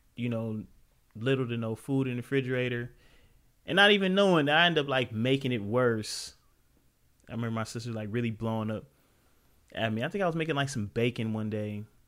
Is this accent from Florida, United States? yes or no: no; Los Angeles, California, United States; also born or lived in Compton; I come from South Central Los Angeles